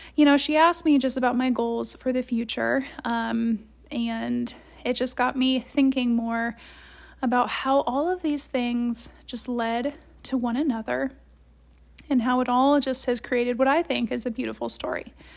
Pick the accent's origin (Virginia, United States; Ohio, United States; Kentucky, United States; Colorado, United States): Ohio, United States; Columbus; moved away; I grew up in Columbus, Ohio